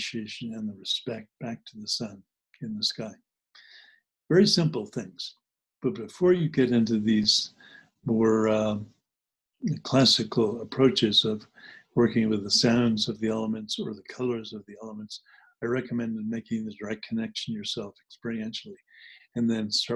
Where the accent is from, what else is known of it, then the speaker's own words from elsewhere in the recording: New Jersey, United States; also born or lived in New Hampshire; When I grew up in New Jersey, I grew up part-time in New Jersey and part-time in New Hampshire